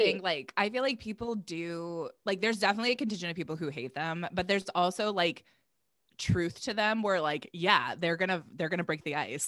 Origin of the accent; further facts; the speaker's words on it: Virginia, United States; I grew up in Virginia, and so there's also, like, kind of the southern, um, like, side of things